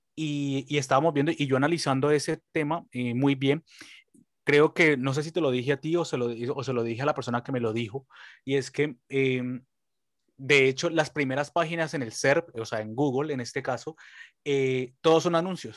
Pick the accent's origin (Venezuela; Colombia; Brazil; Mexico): Colombia; como decimos los colombianos